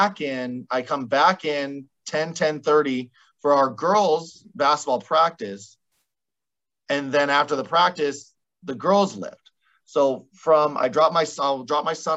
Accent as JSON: {"language": "English", "area": "Caldwell", "region": "Idaho", "country": "United States", "tie": "born or raised there", "said": "the College of Idaho right here next to my hometown"}